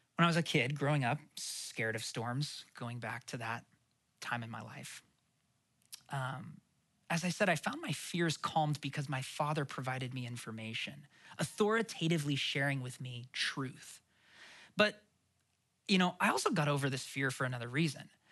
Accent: Portland, Oregon, United States; I grew up in Oregon. We especially didn't get them that often in Portland. I grew up in the city.

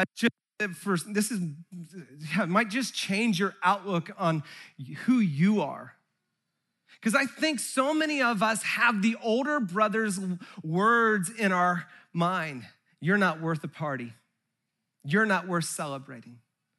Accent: Santa Cruz, California, United States; I grew up in Santa Cruz

